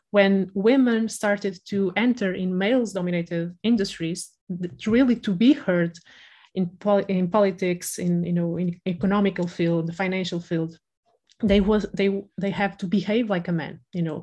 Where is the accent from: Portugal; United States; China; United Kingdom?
Portugal; Porto, Norte; accent: Porto; now in Lisbon, Portugal; I'm from the north of Portugal, I'm from Porto, and I moved to Lisbon